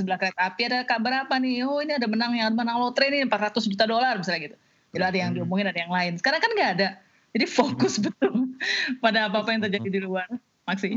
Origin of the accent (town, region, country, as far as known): Jakarta, Indonesia; born or raised there; moved away as an adult; also born or lived in Aceh; now in Washington, United States